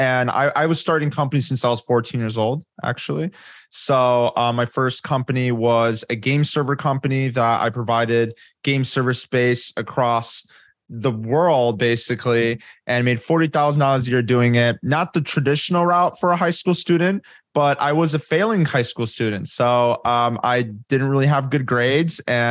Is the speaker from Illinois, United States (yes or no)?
yes; Chicago, Illinois, United States; No, I didn't. No, I'm not an LA boy. I'm Chicago, born and raised.